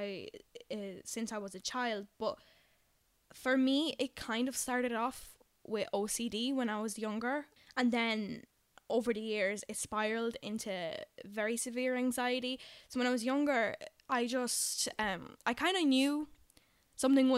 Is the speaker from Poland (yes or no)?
yes; Poland; English is a second language; now in Dublin, Ireland; I'm originally from Poland, hence why my English isn't by any means perfect